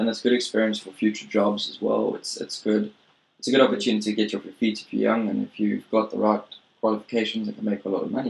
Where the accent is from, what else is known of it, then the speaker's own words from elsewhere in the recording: South Africa; moved away as an adult; now in Japan; I'm from South Africa